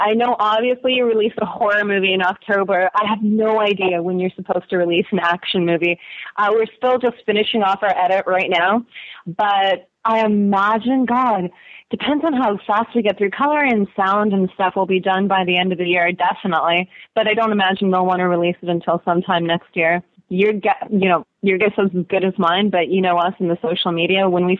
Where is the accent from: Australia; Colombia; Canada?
Canada; we're Canadian.